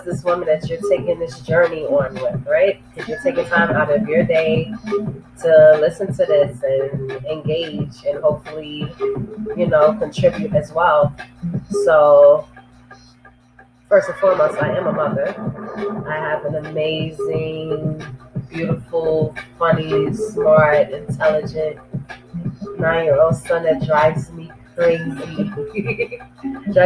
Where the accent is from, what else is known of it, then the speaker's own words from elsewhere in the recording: New York City, New York, United States; moved away; also born or lived in Harlem, New York; out in the Bronx, New York, where I was raised, born in Harlem in New York